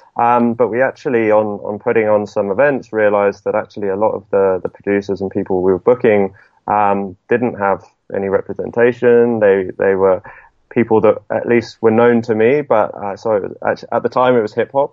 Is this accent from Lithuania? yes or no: no; Southampton, South East England, United Kingdom; moved away as an adult; also born or lived in London; I'm from Southampton